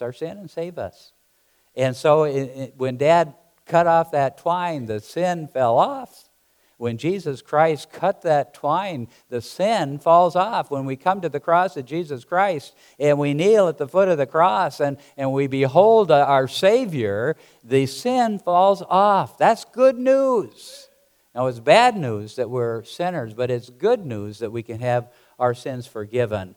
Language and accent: English; South Dakota, United States; moved away; Growing up in South Dakota, we had chickens and with cattle and all the rest of the stuff